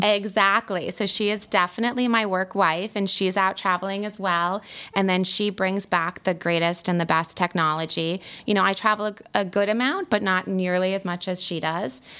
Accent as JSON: {"language": "English", "area": "Fairfield County", "region": "Connecticut", "country": "United States", "tie": "born or raised there", "also_born_or_lived": "Pennsylvania", "said": "I grew up in Fairfield County, so I've been here for a long time"}